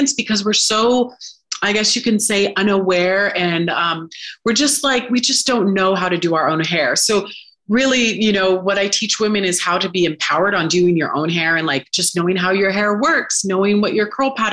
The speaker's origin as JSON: {"language": "English", "town": "Sacramento", "region": "California", "country": "United States", "also_born_or_lived": "Los Angeles, California", "moved": "as an adult", "lives_now": "Southern Utah, United States", "said": "I'm from Sacramento. So then I moved out to LA to pursue acting and modeling."}